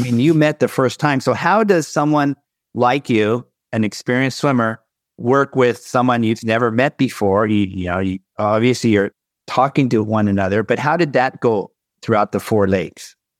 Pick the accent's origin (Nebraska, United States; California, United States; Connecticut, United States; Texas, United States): California, United States; Southern; I'm from Southern California